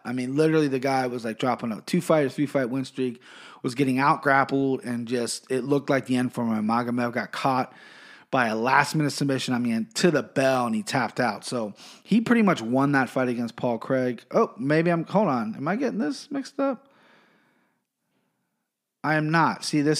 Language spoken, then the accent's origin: English; Siberia, Russia; English is a second language; If I offended you, if you're not from that country, but, you know, I'm from Siberia, not Russia, whatever. I'm going to have trouble pronouncing their names.